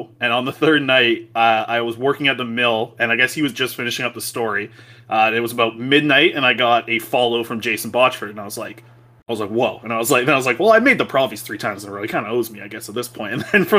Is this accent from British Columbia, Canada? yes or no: yes; Vancouver, British Columbia, Canada; growing up in Vancouver